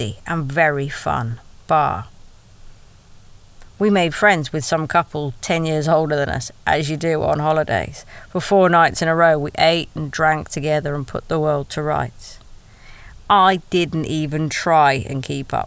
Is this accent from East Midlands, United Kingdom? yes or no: no; Wales, United Kingdom